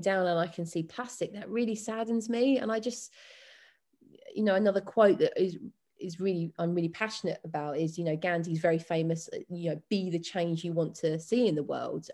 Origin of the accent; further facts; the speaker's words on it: London, United Kingdom; also born or lived in Windsor; now in Cornwall, United Kingdom; I'm from West London originally to then go and live in, in Windsor for fourteen years